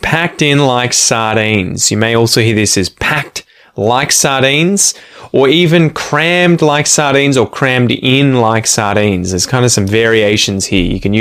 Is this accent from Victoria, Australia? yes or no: yes; Ocean Grove, Victoria, Australia; now in Curlewis, Australia; my hometown would be, I guess, Ocean Grove. We now live in a place called Curlewis